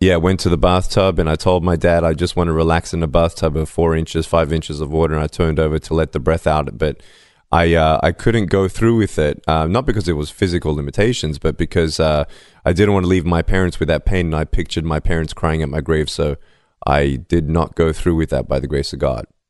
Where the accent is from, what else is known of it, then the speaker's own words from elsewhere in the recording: Melbourne, Victoria, Australia; I was born in Melbourne, Australia, without limbs